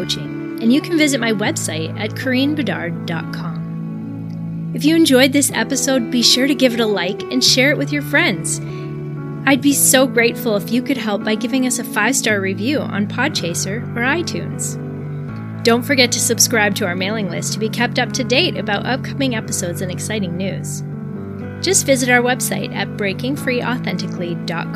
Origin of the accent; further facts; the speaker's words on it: Canada; since I'm Canadian